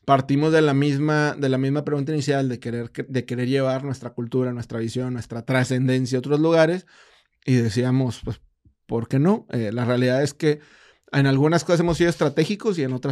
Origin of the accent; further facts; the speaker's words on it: Monterrey, Nuevo León, Mexico; pues somos regios